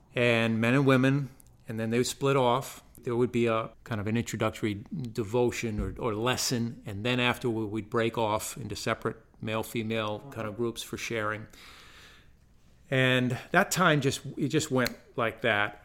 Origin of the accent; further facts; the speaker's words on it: Woodstock, Connecticut, United States; moved away as an adult; now in Greenwood, South Carolina, United States; I grew up in Connecticut in a rural northeast corner, uh, it's called the, the quiet corner.